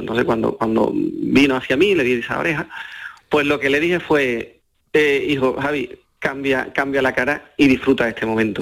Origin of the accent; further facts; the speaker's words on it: Seville, Andalusia, Spain; me crié en la Plaza de Toro de Sevilla